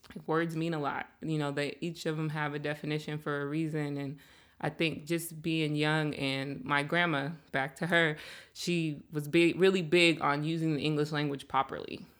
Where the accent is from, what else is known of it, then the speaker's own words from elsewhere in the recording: Seattle, Washington, United States; I'm from Seattle, born and raised, um, and I grew up out here, grew up in the South End